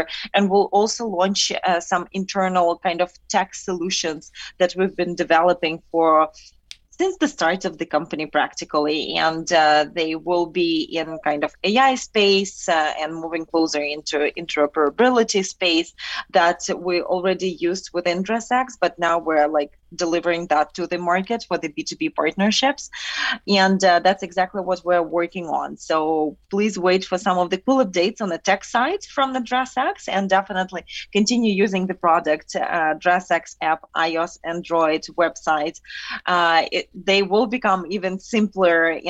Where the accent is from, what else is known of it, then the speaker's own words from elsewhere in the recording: Ukraine; moved away; we're both originally from Ukraine